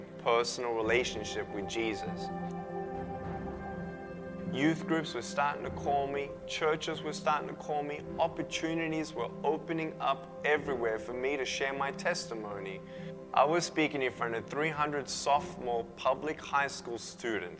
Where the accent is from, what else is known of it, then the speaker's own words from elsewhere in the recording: Melbourne, Victoria, Australia; I was born in Melbourne, Australia, 1982